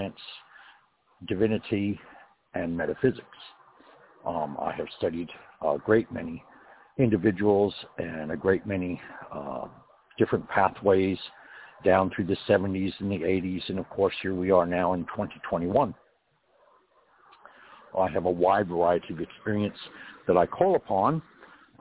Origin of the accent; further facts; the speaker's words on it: California, United States; I was born in California